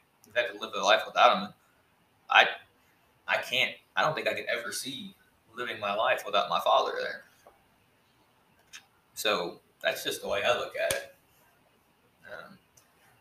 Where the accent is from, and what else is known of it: Texas, United States; born or raised there